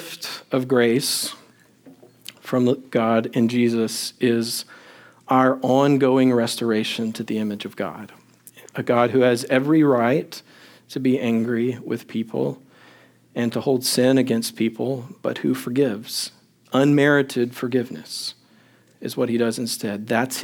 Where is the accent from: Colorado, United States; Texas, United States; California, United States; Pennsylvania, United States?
Texas, United States; Longview; also born or lived in Crane, Texas; I was in seventh grade, the middle of seventh grade, we moved from Longview, Texas, in East Texas, to Crane, Texas, in West Texas